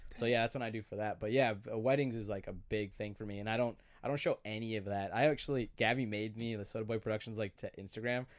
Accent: Glencoe, Minnesota, United States; I'm from Glencoe, Minnesota

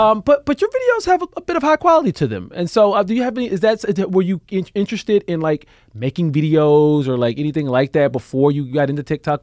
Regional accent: Alabama, United States; moved away as an adult; also born or lived in San Francisco, United States / Chicago, United States; now in New York, United States; I'm from Alabama

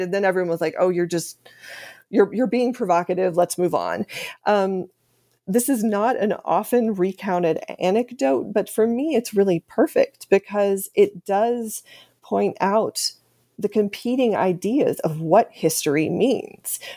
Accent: Austin, Texas, United States; moved away; I'm from Austin, Texas. That's where I grew up.

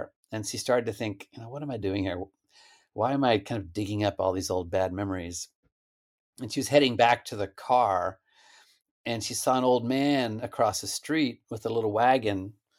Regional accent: Stillwater, Oklahoma, United States; Stillwater. It's where Oklahoma State is. Stillwater, Oklahoma.

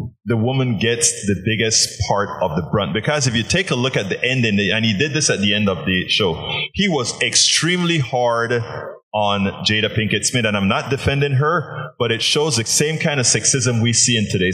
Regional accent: Panama; I'm from Panama

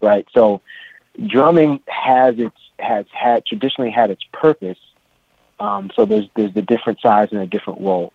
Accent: San Francisco, California, United States; I was uh, born and raised in San Francisco, California, uh, in the Haight Ashbury district

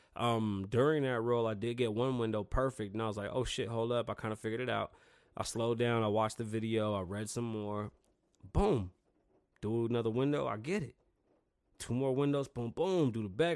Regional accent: New York City, New York, United States; now in Las Vegas, United States; I'm from New York City. I grew up in a real melting pot.

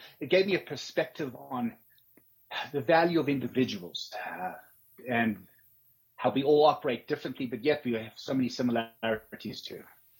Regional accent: Johannesburg, Gauteng, South Africa; also born or lived in Cape Town; But I lived most of my life in the southern suburbs of Johannesburg.

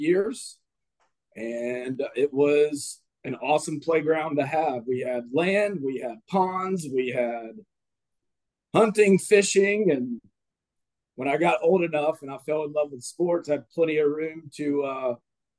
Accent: Madison, Florida, United States; also born or lived in Tallahassee, Florida; got paid to go to school and play baseball in my hometown

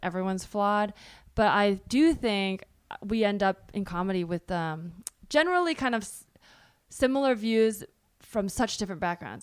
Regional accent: Bay Area, California, United States; born or raised there

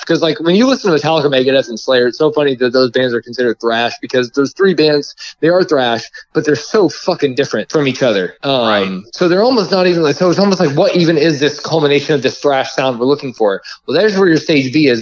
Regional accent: Indiana, United States; I'm from Indiana, so like I grew up like everybody like my uh, dad and stuff listened to like country western

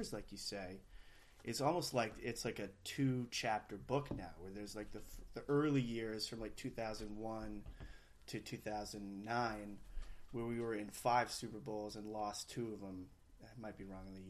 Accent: Maine, United States; I was born and raised in Maine

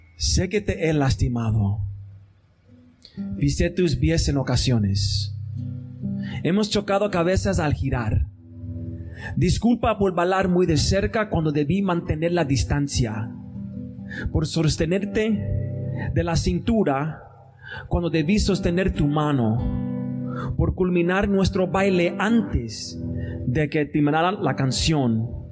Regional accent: Chicago, Illinois, United States; no soy nacido y criado en Chicago

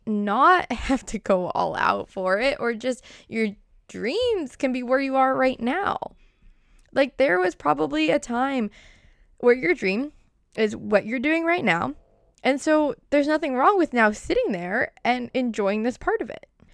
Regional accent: Boston, Massachusetts, United States; accent: Boston; my Boston accent

